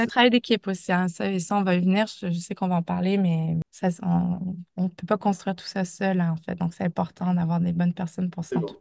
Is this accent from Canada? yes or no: yes; Canada; accent: Canadian (implied); moved away as an adult; also born or lived in United States; now in France; vous l'entendez de mon accent, mais j'ai débuté ma carrière au Canada